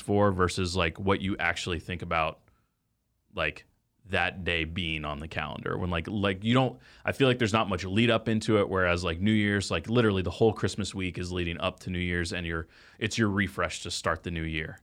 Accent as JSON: {"language": "English", "region": "Texas", "country": "United States", "tie": "born or raised there", "said": "I grew up in Texas"}